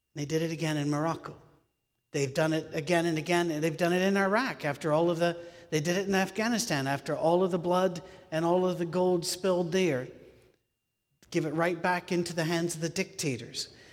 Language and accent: English; United Kingdom; moved away; also born or lived in United States; I'm British. Uh, I'm also American, but I'm British.